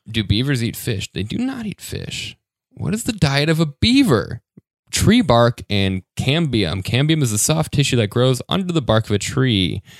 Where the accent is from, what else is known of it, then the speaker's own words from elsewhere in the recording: Denver, Colorado, United States; I'm from Denver, so any type of boat fascinates me.